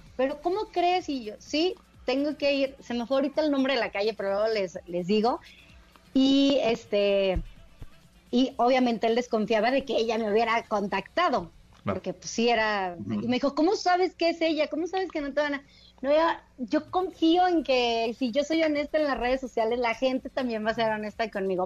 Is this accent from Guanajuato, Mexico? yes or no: yes; León, Guanajuato, Mexico; moved away as an adult; now in Mexico City, Mexico; yo soy de León y no, bueno, me caso y entonces por razones de trabajo, llegamos a vivir a la Ciudad de México